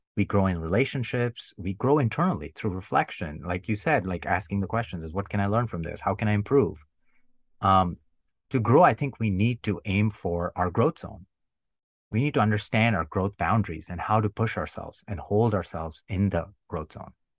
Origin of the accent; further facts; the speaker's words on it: India; growing up in India, every year we had the annual sport, sports day in school